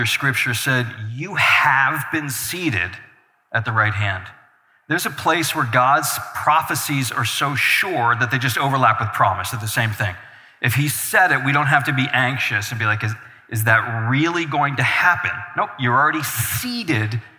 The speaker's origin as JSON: {"language": "English", "town": "Albany", "region": "New York", "country": "United States", "moved": "as an adult", "lives_now": "Mineral, Virginia, United States", "said": "I'm originally from Albany, New York. Spent all my years in there pastoring"}